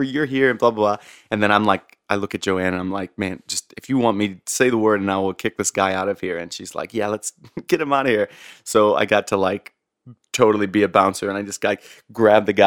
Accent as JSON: {"language": "English", "town": "St. Louis", "region": "Missouri", "country": "United States", "tie": "born or raised there", "said": "I grew up in St. Louis"}